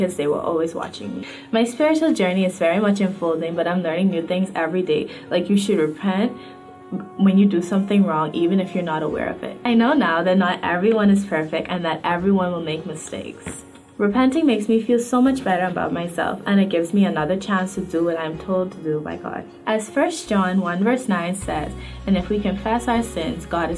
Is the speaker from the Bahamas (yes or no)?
yes; Bahamas; I am 15 years old, and I grew up in the Bahamas.